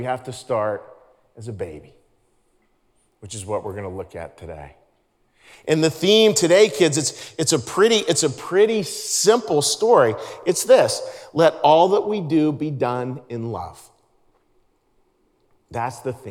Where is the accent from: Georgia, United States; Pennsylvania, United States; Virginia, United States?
Pennsylvania, United States; Pittsburgh; I grew up in Pittsburgh, Pennsylvania